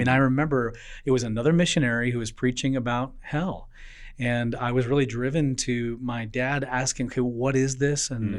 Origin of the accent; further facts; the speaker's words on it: Tanzania; also born or lived in Kenya; So I know a lot of people know I grew up in Tanzania, but really I grew up in East Africa because I've spent a lot of time in Kenya and a lot of time in Tanzania, and both are Swahili-speaking countries.